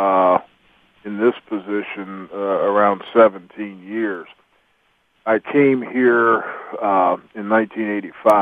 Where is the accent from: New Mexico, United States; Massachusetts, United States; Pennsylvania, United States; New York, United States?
Pennsylvania, United States; Greencastle; also born or lived in Mississippi / Hagerstown, Maryland; being born in Mississippi, and I was raised in Greencastle, Pennsylvania, and and also in the Hagerstown, Maryland area in my younger years.